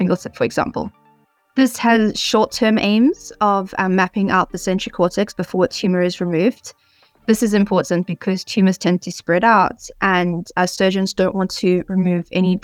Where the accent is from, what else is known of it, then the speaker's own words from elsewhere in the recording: South Africa; moved away as an adult; also born or lived in United Kingdom; now in Oxford, United Kingdom; I'm originally from South Africa, where I spent most of my life. I've only recently moved to the UK.